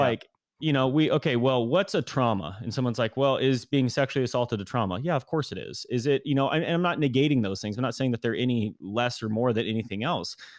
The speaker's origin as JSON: {"language": "English", "town": "Granite Bay", "region": "California", "country": "United States", "tie": "born or raised there", "said": "born and raised in kind of the Sacramento area, kind of Northern California, uh, a place called Granite Bay in the suburbs"}